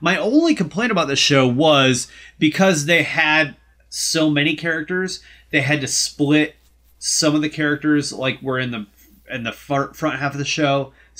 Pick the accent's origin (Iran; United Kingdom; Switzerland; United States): United States; South Dakota; moved away; also born or lived in Lincoln, Nebraska; we're both from South Dakota.